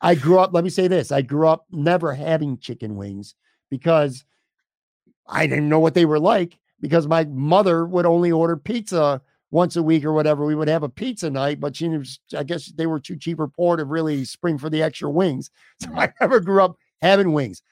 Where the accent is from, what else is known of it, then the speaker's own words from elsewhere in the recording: Buffalo, New York, United States; moved away as an adult; now in Florida, United States; I grew up in Buffalo, spent my whole life here